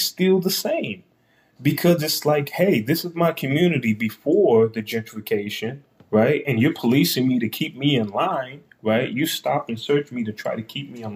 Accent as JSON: {"language": "English", "town": "Washington", "region": "District of Columbia", "country": "United States", "tie": "born or raised there", "moved": "as an adult", "lives_now": "Columbus, United States", "said": "in Washington, D.C., in my hometown"}